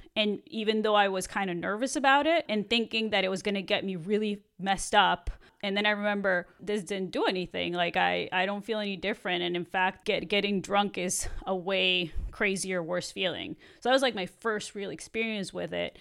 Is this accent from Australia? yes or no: no; Mexico; moved away as an adult; I grew up in Mexico when I was there till I was eighteen.